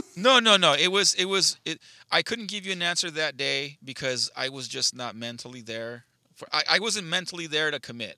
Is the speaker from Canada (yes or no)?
no; United States; I'm American